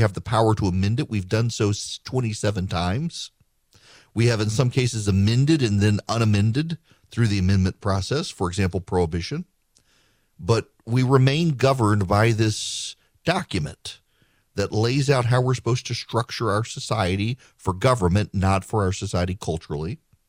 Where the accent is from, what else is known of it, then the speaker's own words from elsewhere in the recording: Louisiana, United States; also born or lived in Dubai; now in Georgia, United States; growing up in Louisiana, we come home during the summer from Dubai, and shooting fireworks in Louisiana is perfectly legal. And then I moved to Georgia, and it was not.